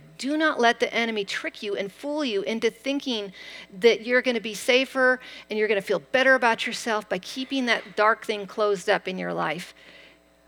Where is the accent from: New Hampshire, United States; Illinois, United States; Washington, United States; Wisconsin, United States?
Washington, United States; Eastern; I grew up in Eastern Washington on a wheat ranch